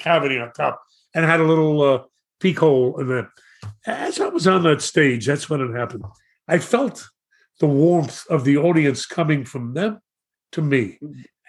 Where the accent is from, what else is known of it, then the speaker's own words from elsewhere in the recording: New York City, New York, United States; I grew up in Brooklyn and went to Madison High School